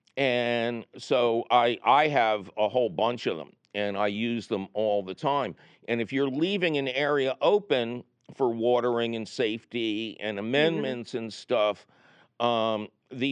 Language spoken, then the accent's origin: English; Philadelphia, Pennsylvania, United States; When I was growing up in Philadelphia